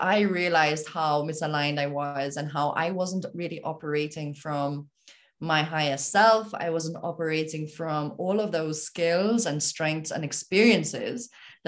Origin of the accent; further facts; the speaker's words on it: Malta; moved away as an adult; now in Nepal; I am from Malta. I was born and raised in Malta